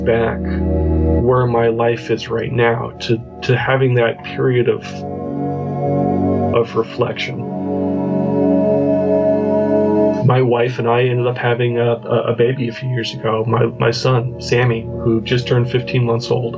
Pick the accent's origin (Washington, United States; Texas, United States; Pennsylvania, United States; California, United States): Washington, United States; Spokane; moved away; also born or lived in Florida / Arizona / Virginia / Portland, Oregon; I'm from the Pacific Northwest in the U.S. originally, a little city called Spokane, Washington